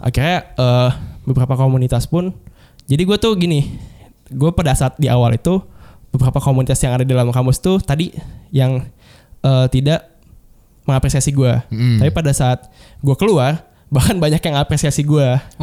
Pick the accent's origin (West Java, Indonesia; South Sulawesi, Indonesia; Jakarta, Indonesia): Jakarta, Indonesia; also born or lived in Bogor; gue orang Jakarta